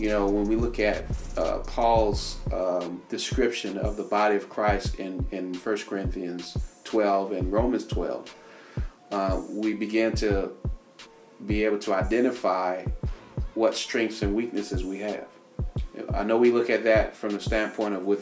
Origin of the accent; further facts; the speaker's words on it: Washington, District of Columbia, United States; moved away; I grew up in Washington, D.C., and I lived in the community I lived in almost about 20 years, and I grew up in that community